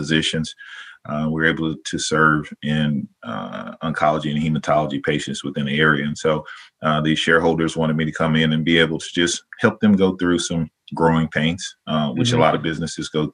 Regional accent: Dallas, Texas, United States; moved away as an adult; also born or lived in Las Cruces, New Mexico / Portland, Oregon; now in Mahoning Valley, Ohio, United States; I grew up in Dallas, Texas, lived in Las Cruces, New Mexico, sort of my undergrad, and then eventually transitioned back to Dallas, Texas

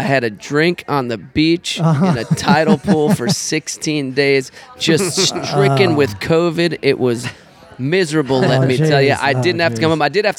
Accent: Georgia, United States; moved away as an adult; also born or lived in Chicago, Illinois / Los Angeles, California; now in New Orleans, United States; And my old man was from the south side of Chicago. lived there until I was a tyke, moved to Georgia, was raised there, started playing music in Georgia.

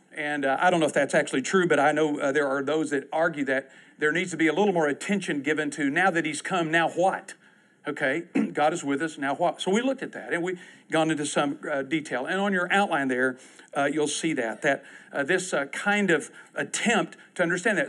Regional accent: Texas, United States; I'm from Texas

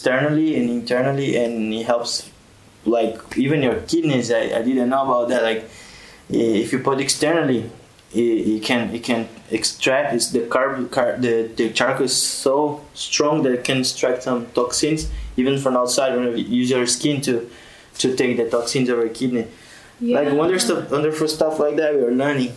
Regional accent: Brazil; now in Tunisia; I'm from Brazil.

